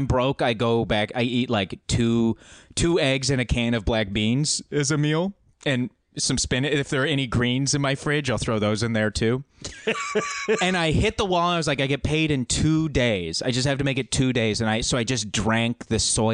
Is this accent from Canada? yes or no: yes; Alberta, Canada; moved away as an adult; I haven't lived there for 10 years, but growing up in Alberta